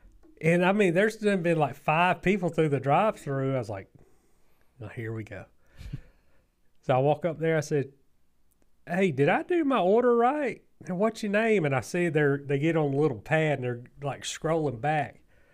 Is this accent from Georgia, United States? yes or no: yes; Southern Georgia, United States; as Southern Georgians